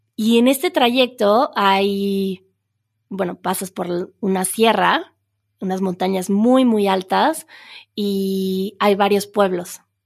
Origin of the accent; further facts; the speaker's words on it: Mexico City, Mexico; moved away; Las personas que crecimos en la Ciudad de México